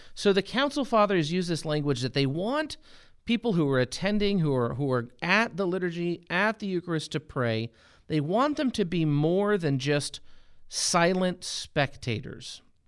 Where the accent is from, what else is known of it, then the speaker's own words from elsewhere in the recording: United States; as an American, having grown up in the, in the church in America